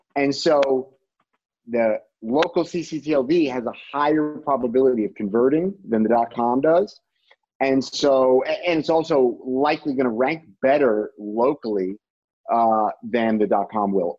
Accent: Rhode Island, United States; my home state of rhode island

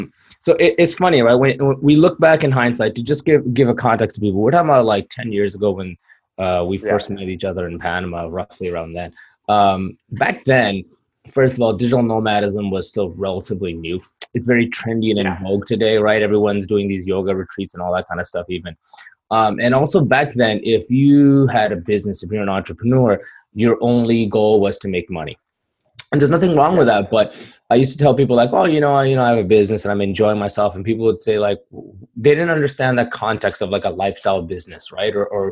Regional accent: Pakistan; born there; moved away; I'm an immigrant. I'm ethnically Kashmiri, which was Pakistan and India keep fighting over. And I was born in Pakistan.

